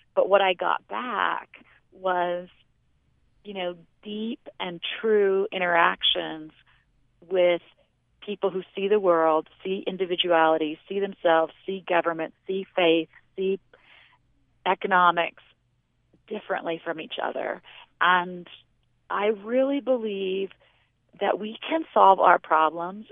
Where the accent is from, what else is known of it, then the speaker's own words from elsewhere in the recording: Washington, United States; also born or lived in Pacific Northwest; now in Las Vegas, United States; I grew up in Washington